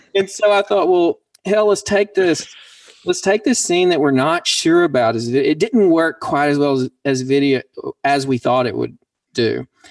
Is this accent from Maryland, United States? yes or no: no; Pumpkin Bend, Arkansas, United States; now in Dallas, United States; I'm a poet from Pumpkin Bend, Arkansas, and I'm also a musician and now live in Dallas, Texas